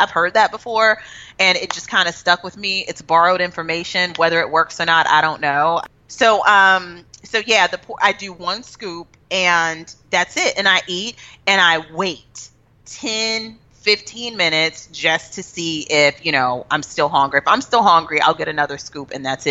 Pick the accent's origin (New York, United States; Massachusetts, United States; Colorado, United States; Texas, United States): Texas, United States; I'm from Texas